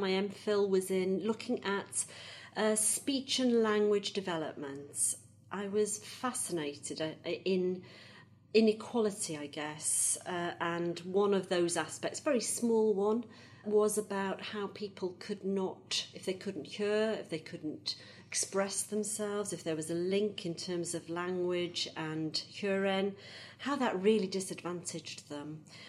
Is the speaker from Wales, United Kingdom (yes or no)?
yes; Wrexham, Wales, United Kingdom; I was born and brought up in Wrexham. Very sort of ordinary family, really.